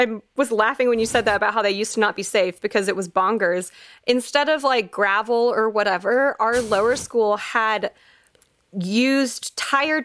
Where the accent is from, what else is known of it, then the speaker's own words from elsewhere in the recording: Texas, United States; That's a very familiar sight to me growing up in Texas